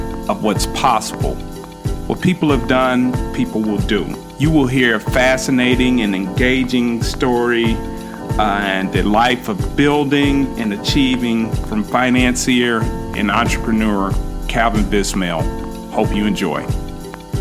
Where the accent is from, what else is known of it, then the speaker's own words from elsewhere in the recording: Chicago, Illinois, United States; I'm a Chicagoan as well